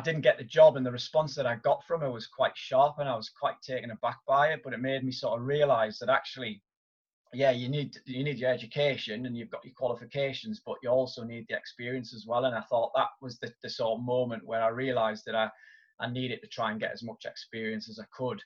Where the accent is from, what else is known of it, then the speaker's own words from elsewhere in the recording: Newcastle upon Tyne, North East England, United Kingdom; I'm originally from Newcastle upon Tyne in the northeast of England, and I went to my local school